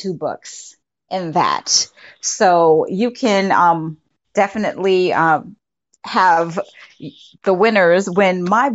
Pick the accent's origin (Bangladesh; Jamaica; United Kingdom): Jamaica; now in United States; I'm originally from Jamaica